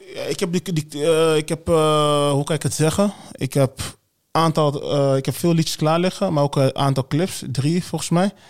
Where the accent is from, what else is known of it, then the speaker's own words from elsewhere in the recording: Wageningen, Gelderland, Netherlands; also born or lived in Congo; now in Arnhem, Netherlands; daarna Wageningen. Ik ben geen Arnhemmer. Arnhemmer, ja, ik woon in Arnhem.